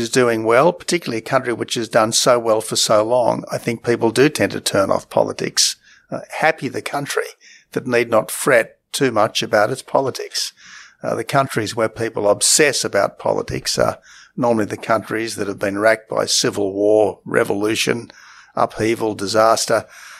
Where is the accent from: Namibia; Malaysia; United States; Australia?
Australia; also born or lived in England; I was born in England. My sister was born in England. Family came back to Australia and lived happily ever after.